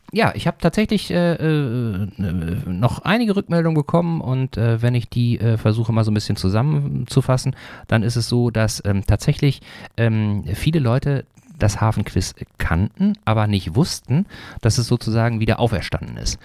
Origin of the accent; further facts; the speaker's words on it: Sauerland, North Rhine-Westphalia, Germany; moved away; Ich komme nämlich auch ursprünglich aus Nordrhein-Westfalen, allerdings aus der anderen Ecke, ne, äh, mhm. äh, aus dem Sauerland, das ist näher, Nähe von Dortmund